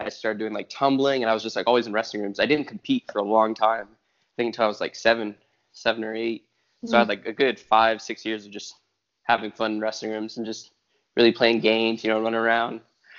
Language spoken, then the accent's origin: English; California, United States; born there; also born or lived in Arizona; Yeah, I was born in California. I started wrestling in Arizona.